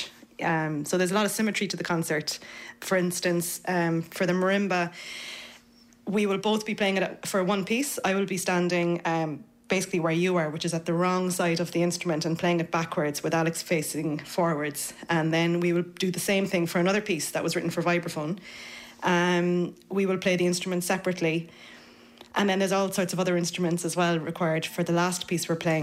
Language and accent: English; Cork, Munster, Ireland; now in Dublin, Ireland; I'm from Cork and I'm a percussionist now living in Dublin